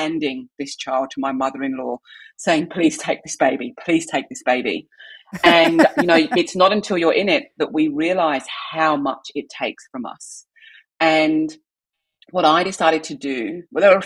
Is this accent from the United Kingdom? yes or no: yes; England, United Kingdom; moved away as an adult; also born or lived in London / Canberra; I'm from England